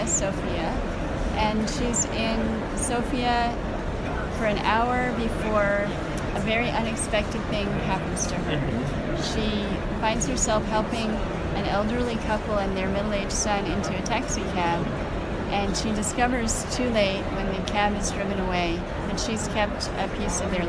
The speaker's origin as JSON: {"language": "English", "country": "United States", "tie": "born or raised there", "also_born_or_lived": "Slovenia", "said": "I grew up in the U.S."}